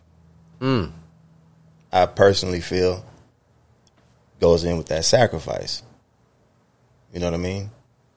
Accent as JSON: {"language": "English", "town": "Brazoria", "region": "Texas", "country": "United States", "moved": "yes", "lives_now": "San Diego, United States", "said": "I reside in San Diego, but I'm originally from Brazoria, Texas"}